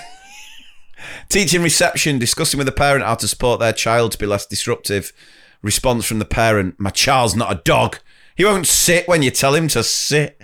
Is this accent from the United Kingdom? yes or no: yes; Wilmslow, North West England, United Kingdom; accent: posh; I'm from Winslow, and this was Staley Bridge.